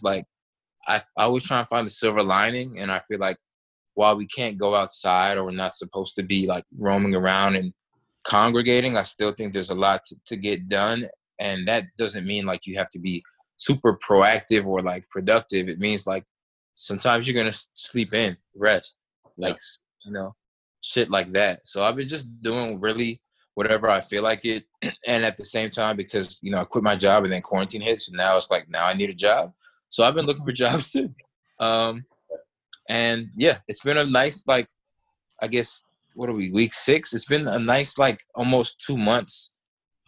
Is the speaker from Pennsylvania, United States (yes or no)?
no; Washington, District of Columbia, United States; I'm from Washington, D.C., the D.C. area.